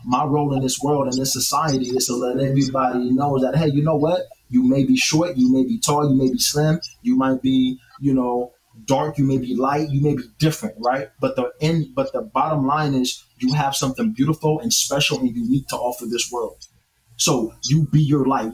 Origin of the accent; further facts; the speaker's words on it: North Highlands, California, United States; I grew up in North Highlands, California